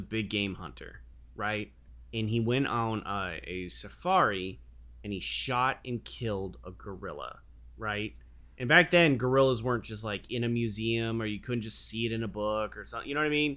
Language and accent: English; Anaheim, California, United States; now in Phoenix, United States; I'm from Anaheim